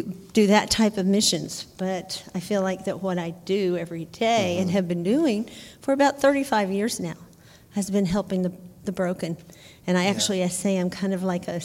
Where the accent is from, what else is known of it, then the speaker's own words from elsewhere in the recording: Arkansas, United States; moved away; I grew up in Arkansas